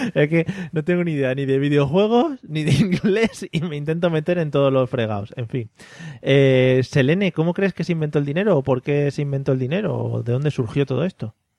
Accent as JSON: {"language": "Spanish", "area": "a village in Toledo", "region": "Castilla-La Mancha", "country": "Spain", "said": "somos de Toledo, somos de Toledo, un pueblo de Toledo"}